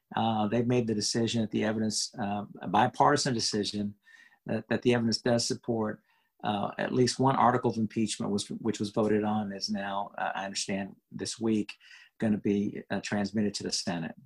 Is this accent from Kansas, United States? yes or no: no; Houston, Texas, United States; I really was growing up in Houston